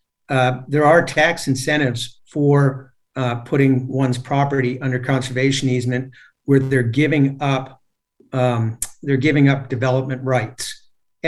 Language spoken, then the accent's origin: English; Annandale, Virginia, United States; I grew up in Fairfax County also over in the Annandale area